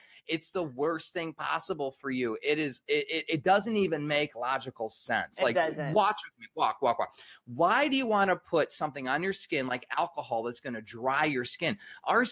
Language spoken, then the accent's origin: English; Michigan, United States; I'm from Michigan, we call it pop